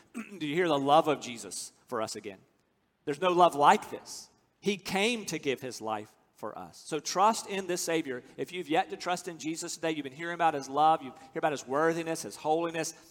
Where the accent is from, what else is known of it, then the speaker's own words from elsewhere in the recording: United States; I'm from America.